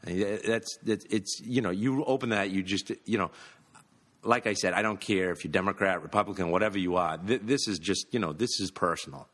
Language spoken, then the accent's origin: English; Massachusetts, United States; I'm from Massachusetts, we've all grown up with this